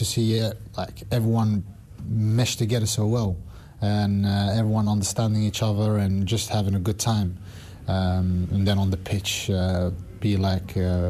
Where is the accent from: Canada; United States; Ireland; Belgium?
Belgium; Antwerp, Flanders; now in London, United Kingdom; I'm a Moroccan national team player. I was brought up in Antwerp. I have a Polish mom, Moroccan dad. Yeah, brought up in the middle of Antwerp.